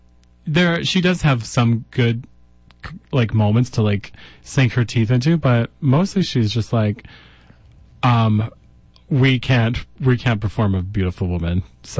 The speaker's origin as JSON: {"language": "English", "country": "Ireland", "said": "But, yeah, as an Irish person, sometimes we don't take jokes very well."}